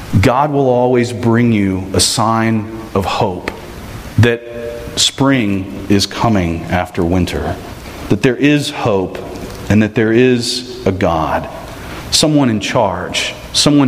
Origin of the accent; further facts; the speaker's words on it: Texas, United States; I'm from Texas